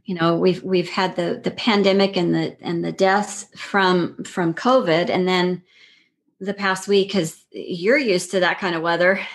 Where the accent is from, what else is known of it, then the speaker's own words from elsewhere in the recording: El Paso, Texas, United States; also born or lived in Fort Worth, Texas; I grew up in El Paso, right near New Mexico, right near White Sands.